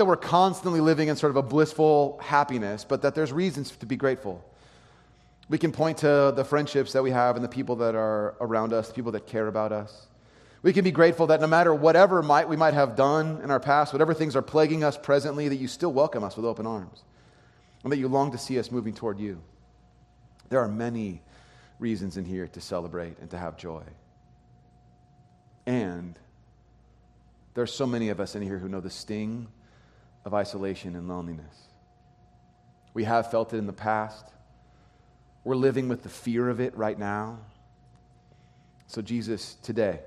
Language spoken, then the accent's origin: English; California, United States; I grew up in California.